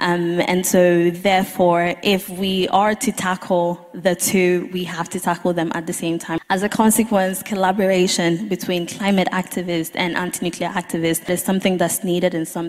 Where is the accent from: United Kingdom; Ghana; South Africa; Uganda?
Ghana; I am originally from Ghana, and currently in my motherland